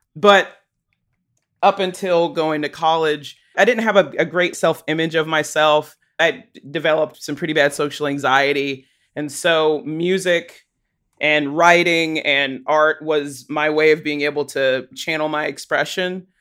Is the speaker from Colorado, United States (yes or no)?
no; Chattanooga, Tennessee, United States; now in Johnson City, United States; I grew up in Chattanooga. I lived there the first nineteen or twenty years of my life